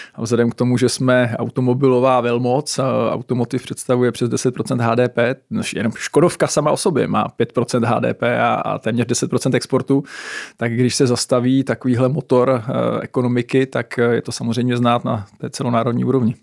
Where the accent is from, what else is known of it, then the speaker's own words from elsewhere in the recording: Czechia; jako Češi a Česká republika